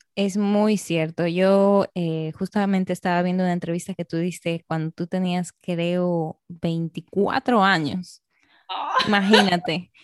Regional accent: Arequipa, Peru; now in Dominican Republic; Como peruana, arequipeña

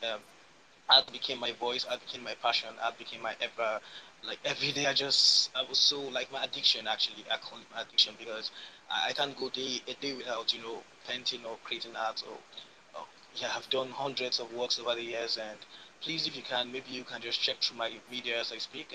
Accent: Nigeria; I'm a painter from West Africa, Nigeria, precisely

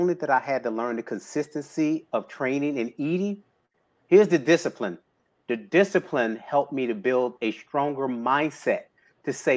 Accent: Houston, Texas, United States; born and raised in Houston, Texas.

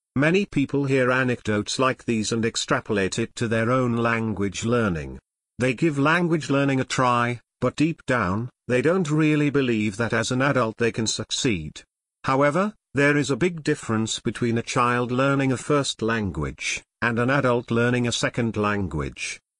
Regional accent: United States; we were from America

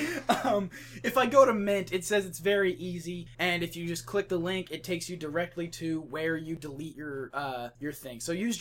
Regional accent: West Texas, United States; I come from West Texas, where everyone pretends to be humble.

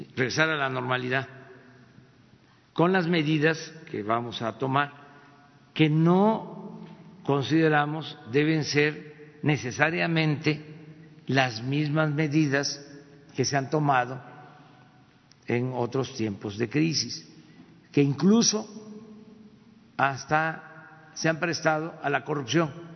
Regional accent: Mexico; somos los mexicanos creativos

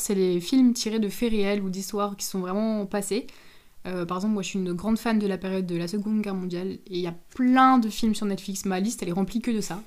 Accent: Moselle, Grand Est, France; on vient de Moselle

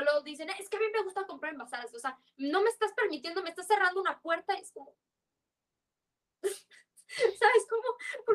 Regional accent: Yucatán, Mexico; accent: Yucatecan; yo siento que yo hablo muy fresa para ser yucateca

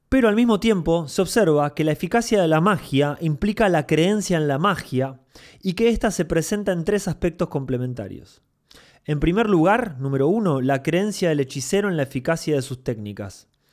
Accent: Mar del Plata, Buenos Aires Province, Argentina; Yo cuando era chico vivía en Mar del Plata

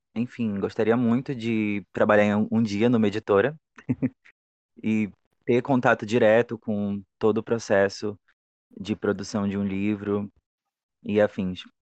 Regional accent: Macapá, Amapá, Brazil; eu sou de Macapá, capital do Amapá.

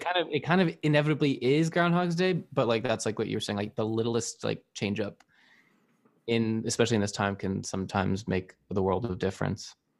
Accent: Arizona, United States; I grew up in Arizona

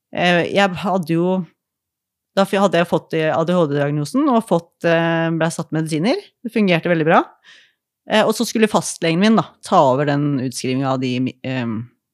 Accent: Askim, Østfold, Norway; Jeg er fra Askim

